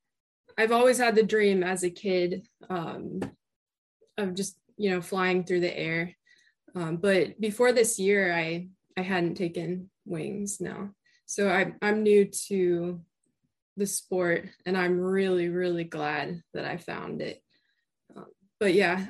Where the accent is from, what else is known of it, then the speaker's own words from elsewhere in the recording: Florida, United States; also born or lived in Utah; I am from Florida, but I'm back and forth between Utah and Florida a lot. I grew up here, though, in Florida